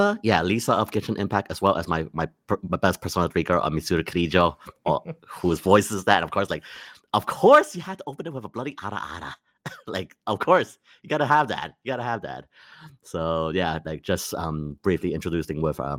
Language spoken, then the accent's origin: English; Malaysia; born or raised there; moved away